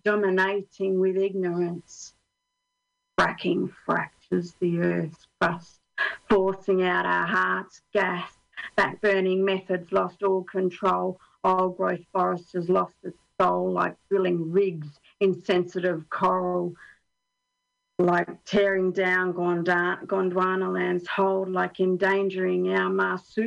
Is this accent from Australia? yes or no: yes; Australia; now in Finland; I'm Australian